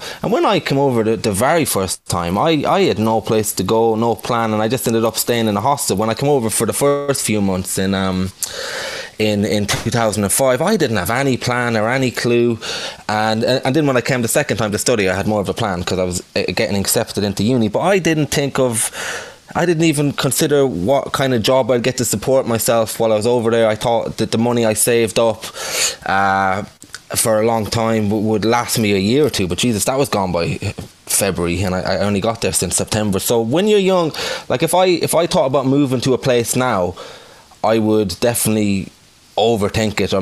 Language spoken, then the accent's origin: English; Ireland; moved away; obviously I'm Irish